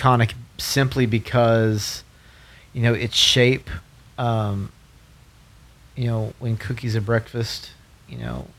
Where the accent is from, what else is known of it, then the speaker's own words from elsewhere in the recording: the South, United States; now in Colorado, United States; I grew up in the South.